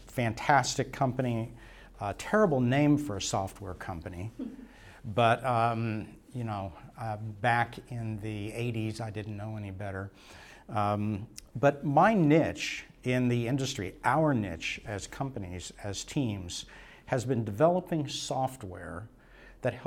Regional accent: Tulsa, Oklahoma, United States; also born or lived in Stillwater, Oklahoma; I'm from Tulsa and found my way to Stillwater

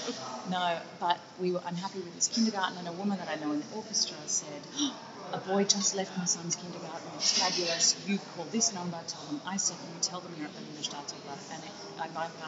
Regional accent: Australia; also born or lived in United States; I was born in Australia during that time. Then our visa expired. We went back to the US and then immigrated when I was 3.

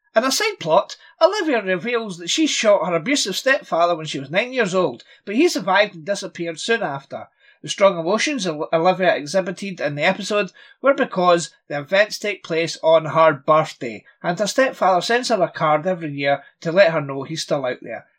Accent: Scotland, United Kingdom; I'm Scottish

